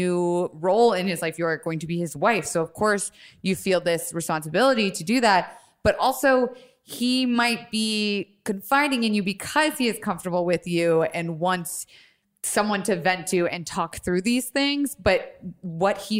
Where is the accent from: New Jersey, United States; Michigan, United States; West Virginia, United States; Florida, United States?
Florida, United States; Tampa; I'm from Florida